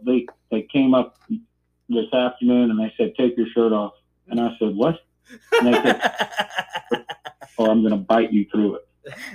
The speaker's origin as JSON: {"language": "English", "town": "New Orleans", "region": "Louisiana", "country": "United States", "tie": "born or raised there", "also_born_or_lived": "Asheville, North Carolina", "moved": "yes", "lives_now": "Springfield, United States", "said": "So I was born in New Orleans when my dad was attending dental school and living in New Orleans. And then I lived there for a time. And anyway, I've called Springfield home for about 30 years now."}